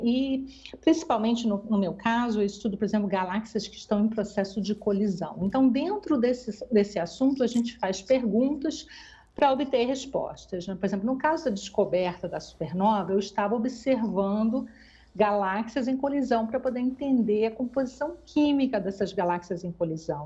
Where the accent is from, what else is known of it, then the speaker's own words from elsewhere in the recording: Brazil; moved away as an adult; eu saí do Brasil por causa disso